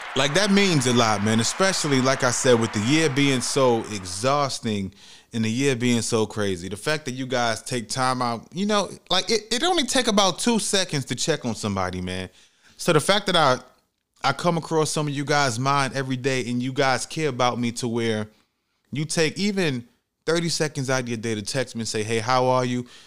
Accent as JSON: {"language": "English", "country": "United States", "said": "being American"}